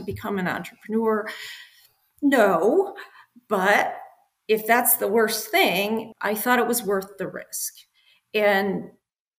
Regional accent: Midwest, United States; I grew up in the Midwest, very kind of conservative parents who you follow the straight line

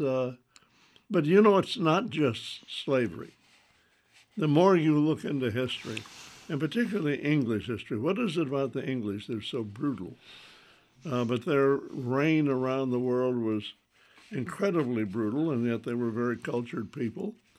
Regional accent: the South, United States; growing up as a Southerner

